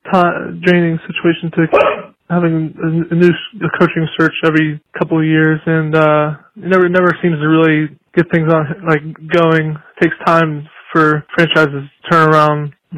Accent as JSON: {"language": "English", "town": "Pittsburgh", "region": "Pennsylvania", "country": "United States", "said": "I'm from Pittsburgh, Pennsylvania, but I'm a huge Bucs fan"}